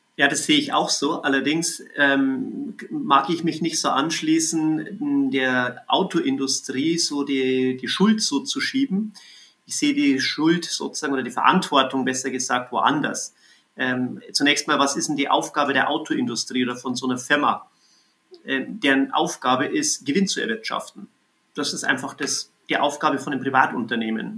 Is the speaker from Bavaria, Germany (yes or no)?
yes; Bavaria, Germany; in Bayern, ähm, wo ich herkomme